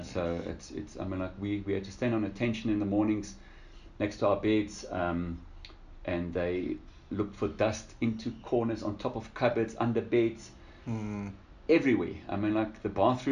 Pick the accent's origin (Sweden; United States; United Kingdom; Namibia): Namibia; Lüderitz, Karas Region; also born or lived in Windhoek, Namibia; I was born in Ludwitz in Namibia. It's like a little German fishing town.